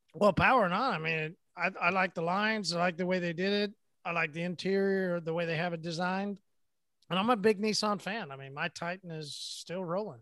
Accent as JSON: {"language": "English", "region": "Midwest", "country": "United States", "said": "I'm from the Midwest. We say Merry Christmas"}